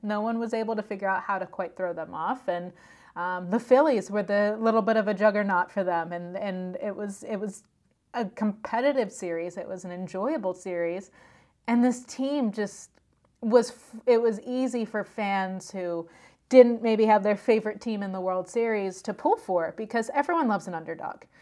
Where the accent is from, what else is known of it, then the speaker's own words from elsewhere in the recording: Pennsylvania, United States; I'm from Pennsylvania.